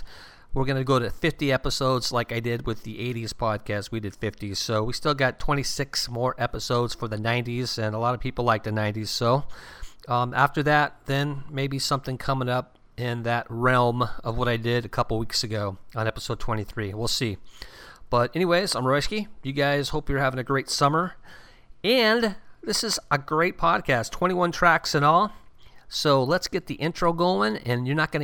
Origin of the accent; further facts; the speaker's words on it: Southern California, United States; when I was a kid growing up in Southern California